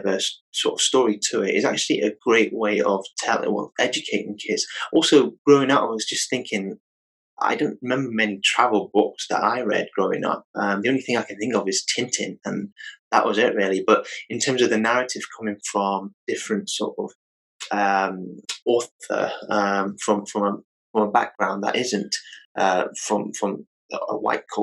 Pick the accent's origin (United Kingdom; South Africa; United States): United Kingdom; I grew up in the United Kingdom